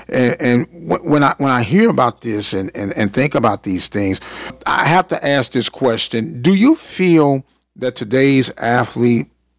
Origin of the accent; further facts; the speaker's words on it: St. Louis, Missouri, United States; moved away; also born or lived in Prairie View, Texas; I came from St. Louis